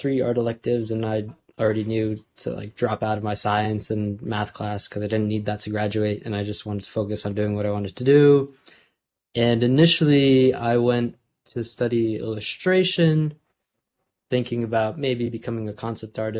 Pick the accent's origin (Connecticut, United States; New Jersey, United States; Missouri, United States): New Jersey, United States; also born or lived in New York City; I grew up in New Jersey, and that's still where I live, still at home. And I was born in New York City, but from a really young age, we moved out to New Jersey